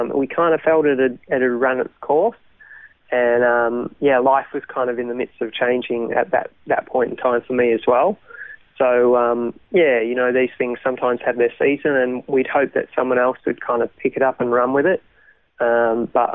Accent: Melbourne, Victoria, Australia; also born or lived in Thailand; I grew up in Melbourne. So Melbourne born and bred, grew up as a pastor's kid

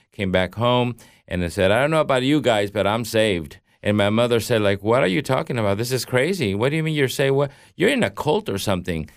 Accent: Mexico; I grew up in Mexico as a Catholic

